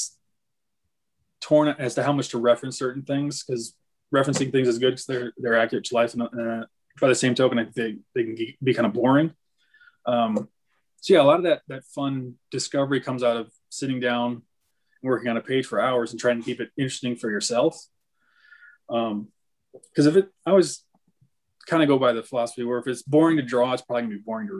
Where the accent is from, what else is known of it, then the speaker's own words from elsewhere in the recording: Northern Michigan, United States; I grew up in Northern Michigan and there's deer everywhere.